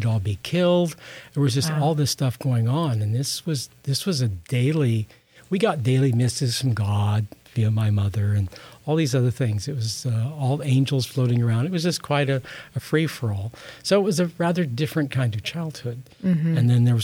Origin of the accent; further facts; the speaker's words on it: Midwest, United States; I grew up in the Midwest